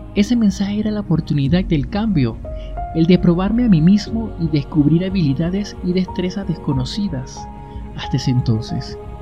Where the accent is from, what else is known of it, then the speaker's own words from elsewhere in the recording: Barquisimeto, Lara, Venezuela; moved away as an adult; mi ciudad natal Barquisimeto